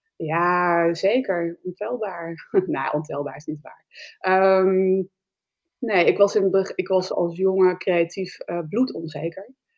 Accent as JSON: {"language": "Dutch", "town": "Spakenburg", "region": "Utrecht", "country": "Netherlands", "tie": "born or raised there", "said": "Ik kom uit Spakenburg en ik kom uit een ondernemersfamilie"}